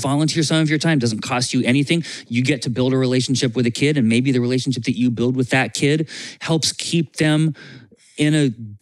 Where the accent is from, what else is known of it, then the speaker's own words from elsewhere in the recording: Vermont, United States; I grew up in Vermont, and Vermont has a hunting culture for food